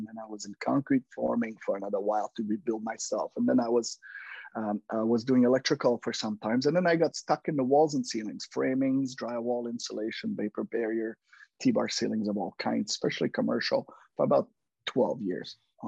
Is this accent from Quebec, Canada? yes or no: yes; Quebec, Canada; English is a second language; moved away as an adult; now in British Columbia, Canada; I'm French-Canadian. I was born in Quebec, and then in 1995, I moved to BC. Yes, 25 years later, I still have an accent.